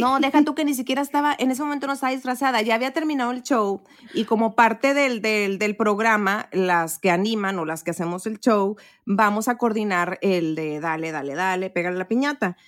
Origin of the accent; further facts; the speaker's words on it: Matamoros, Tamaulipas, Mexico; moved away; allá en Matamoros, mi rancho, mi pueblito hermoso